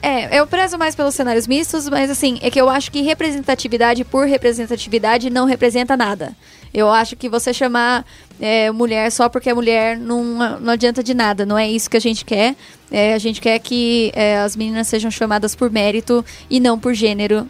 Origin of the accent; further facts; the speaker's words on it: interior of São Paulo, Brazil; Eu sou do interior de São Paulo.